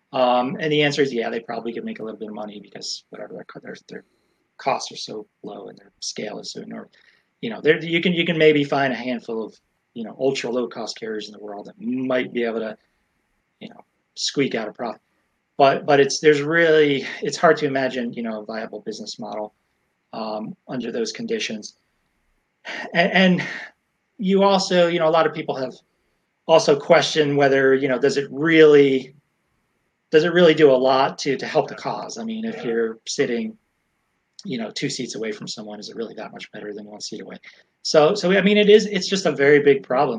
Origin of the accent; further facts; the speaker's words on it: Florida, United States; my home state of Florida